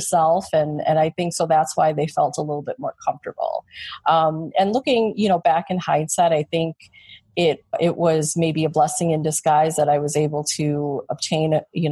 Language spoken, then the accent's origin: English; Chicago, Illinois, United States; born or raised there